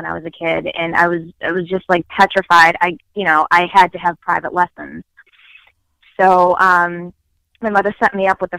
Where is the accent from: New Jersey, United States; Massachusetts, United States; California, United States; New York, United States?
Massachusetts, United States; Boston; accent: thick Boston; My Boston accent is very thick